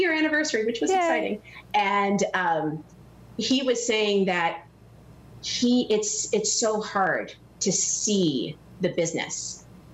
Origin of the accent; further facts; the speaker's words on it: Hawaii, United States; now in Naperville, United States; I was actually born and raised in Hawaii